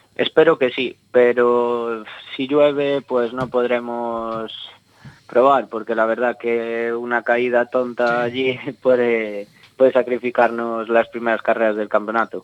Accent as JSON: {"language": "Spanish", "town": "Abegondo", "region": "Galicia", "country": "Spain", "tie": "born or raised there", "said": "el Concello de Abegondo, de aquí de mi pueblo"}